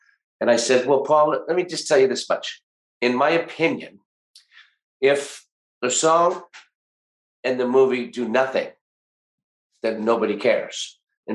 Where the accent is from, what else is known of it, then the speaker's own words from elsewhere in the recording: Canada; being a ballsy Canadian